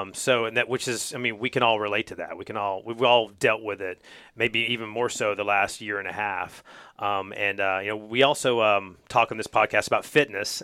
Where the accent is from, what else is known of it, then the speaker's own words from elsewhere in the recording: North Carolina, United States; growing up in North Carolina